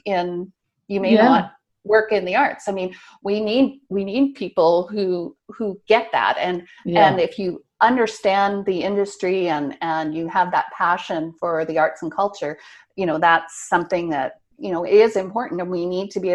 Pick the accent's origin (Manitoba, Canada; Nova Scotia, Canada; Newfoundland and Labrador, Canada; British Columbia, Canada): Nova Scotia, Canada; moved away as an adult; also born or lived in St. Albert, Alberta; I'm back in Nova Scotia now, and I grew up here in Nova Scotia